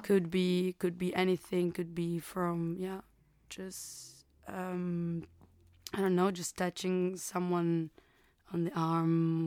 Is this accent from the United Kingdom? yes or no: no; Burgos, Castile and León, Spain; English is a second language; moved away; I'm from Burgos, a, uh, a place in in Castilla in Spain, a little region in the north.